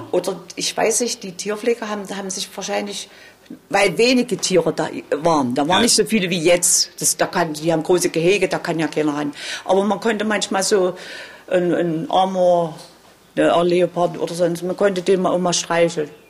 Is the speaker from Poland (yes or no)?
yes; Wroclaw, Lower Silesian Voivodeship, Poland; born there; moved away; Nein, nein, nein. ich bin geflüchtet. Ich bin auch in Breslau geboren.